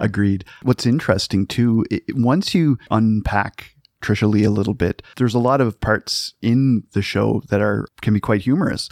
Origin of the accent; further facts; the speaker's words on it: Cape Breton Island, Nova Scotia, Canada; moved away; I'm, I'm from Cape Breton Island